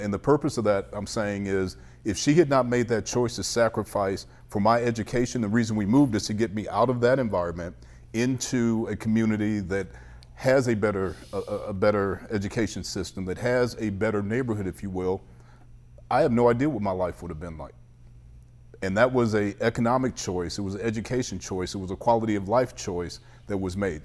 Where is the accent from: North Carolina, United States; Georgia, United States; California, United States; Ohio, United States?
Ohio, United States; Cleveland; also born or lived in Shaker Heights; So, I grew up in the Lee Harvard area, which is not the best areas of Cleveland on the East Side